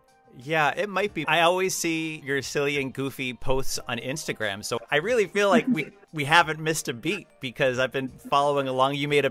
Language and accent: English; Florence, Massachusetts, United States; here in my hometown of Florence, Massachusetts.